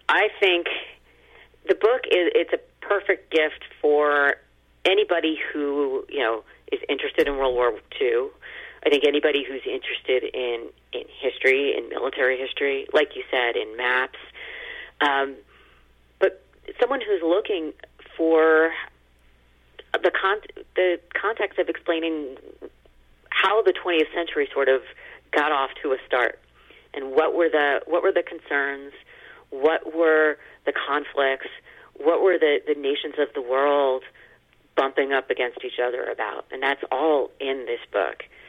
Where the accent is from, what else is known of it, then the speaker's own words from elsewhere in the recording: United States; as an American